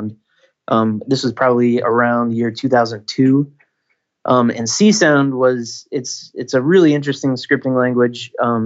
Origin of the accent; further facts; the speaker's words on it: Michigan, United States; moved away; I grew up in Michigan, so I grew up around snow